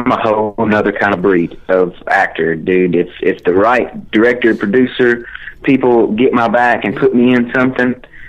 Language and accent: English; Kentucky, United States; I'm from Kentucky. It's hard to make it out of here.